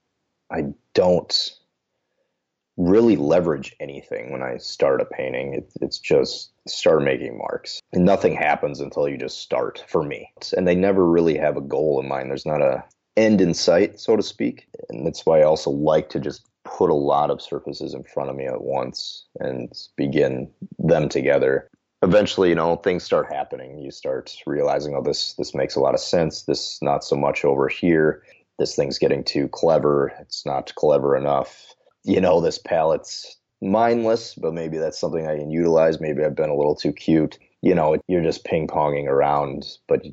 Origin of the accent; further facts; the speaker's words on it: rural southwest Minnesota, United States; now in St. Paul, United States; originally from rural Minnesota, so like the southwest corner